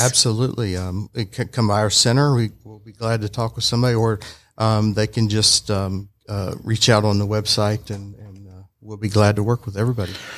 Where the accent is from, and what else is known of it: Alaska, United States; moved away as an adult; also born or lived in Chattanooga, Tennessee; now in Georgia, United States